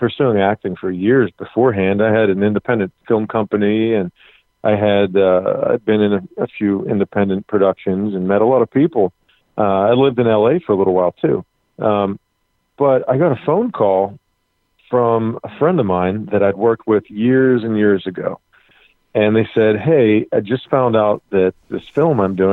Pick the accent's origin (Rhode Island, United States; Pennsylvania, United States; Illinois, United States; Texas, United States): Pennsylvania, United States; Pittsburgh; I'm born and raised in Pittsburgh